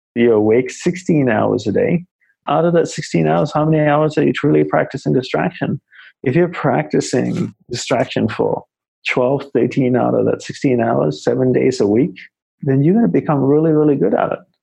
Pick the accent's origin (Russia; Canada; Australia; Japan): Australia; moved away as an adult; also born or lived in Malaysia / Hawaii; now in New York City, United States; I grew up in Australia